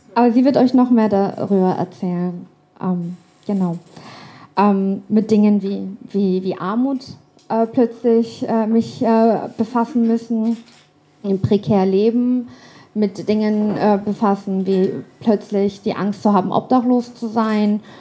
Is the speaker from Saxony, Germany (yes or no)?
no; Hamburg, Germany; moved away as an adult; also born or lived in London / Canada; now in Frankfurt, Germany; dann haben wir ausprobiert, ähm, nach Kanada auszuwandern. Waren einige Monate in Kanada und sind dann zurück nach Hamburg, wo ich dann irgendwann eingeschult worden bin